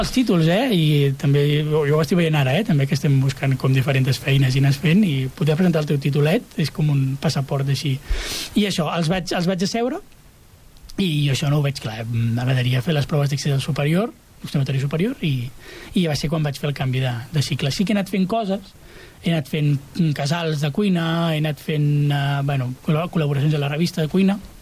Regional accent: Santa Perpètua de Mogoda, Catalonia, Spain; moved away as an adult; now in Castellar del Vallès, Spain; jo soc de, de, de Santa Perpètua.

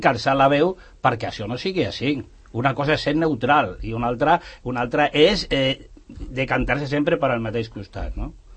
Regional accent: Extremadura, Spain; now in Sant Cugat, Spain; jo me recordo del meu poble, allà a l'Extremadura

